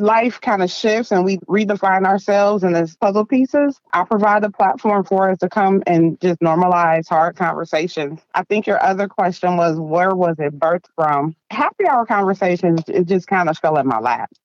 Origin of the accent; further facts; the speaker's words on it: Dayton, Ohio, United States; moved away as an adult; now in Columbus, United States; Born in Dayton, Ohio, raised in the projects, polished in Columbus, Ohio, been living in Columbus, Ohio for 20 plus years